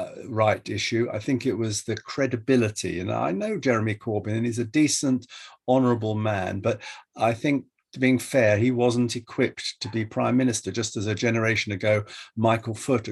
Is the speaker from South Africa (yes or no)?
no; Ashford, South East England, United Kingdom; Ashford, which is my hometown where I was born